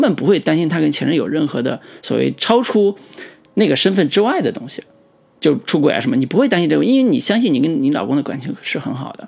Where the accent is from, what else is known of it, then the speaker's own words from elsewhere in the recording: China; 我们中国人